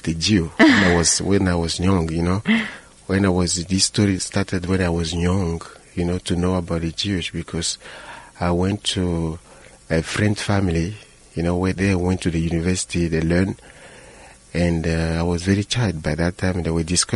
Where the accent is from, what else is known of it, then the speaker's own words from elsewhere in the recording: Benin; now in Johannesburg, South Africa; I was born in Benin, in the bulge, North West Africa.